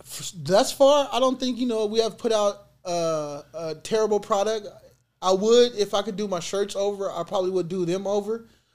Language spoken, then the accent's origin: English; Fresno, California, United States; I'm from Fresno.